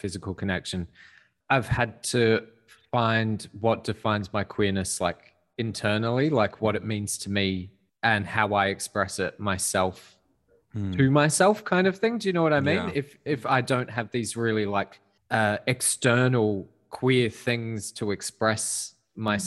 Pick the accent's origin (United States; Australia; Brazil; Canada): Australia; Adelaide, South Australia; Adelaide, which was my hometown